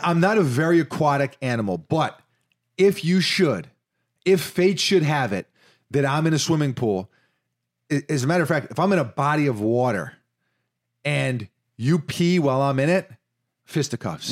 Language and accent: English; New York City, New York, United States; I did live in Washington Heights